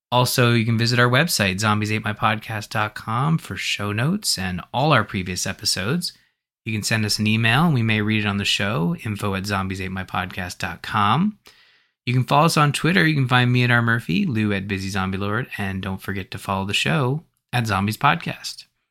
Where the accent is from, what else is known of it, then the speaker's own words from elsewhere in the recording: Canada; as a Canadian